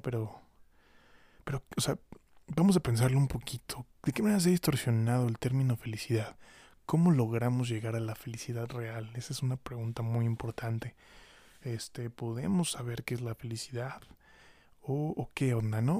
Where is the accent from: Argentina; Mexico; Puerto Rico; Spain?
Mexico; como mexicanos seamos capaces